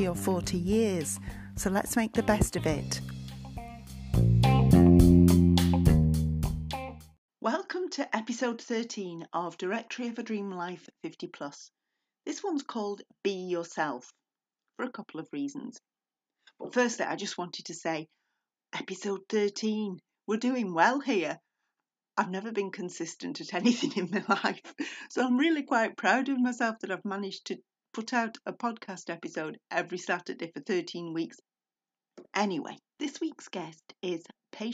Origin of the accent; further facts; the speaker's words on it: United Kingdom; I'm British